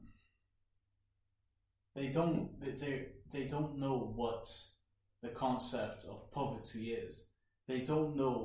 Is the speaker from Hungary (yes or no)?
yes; Borsod-Abaúj-Zemplén, Hungary; moved away; also born or lived in Dubai; I come from Hungary.